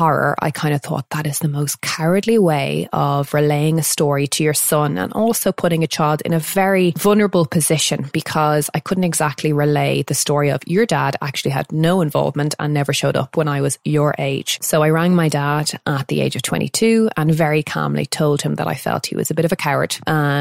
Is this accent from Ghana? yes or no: no; Dublin, Leinster, Ireland; also born or lived in London; I'm from North Dublin and I was raised by my single mum until the age of 7